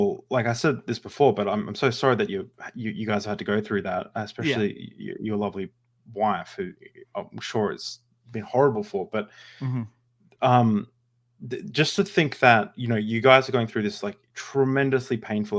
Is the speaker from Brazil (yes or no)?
no; Australia; I'm from Australia. Like, it never cost me anything to do anything, really.